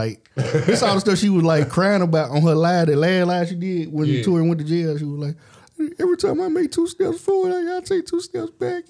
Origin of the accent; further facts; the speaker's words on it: New York, United States; I'm from New York.